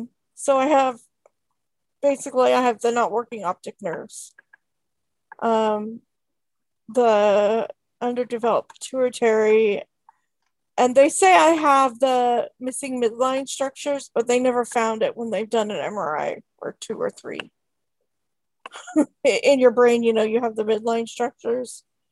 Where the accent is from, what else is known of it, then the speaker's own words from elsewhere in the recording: Coos Bay, Oregon, United States; born there; I was born in Coos Bay, Oregon, but I moved to not where I currently live, but kind of around there in 1989.